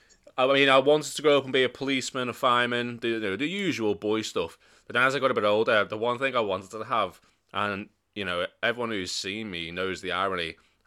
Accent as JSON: {"language": "English", "town": "Birkenhead", "region": "North West England", "country": "United Kingdom", "tie": "born or raised there", "said": "Growing up in Birkenhead, being a drug dealer, that's not too far off."}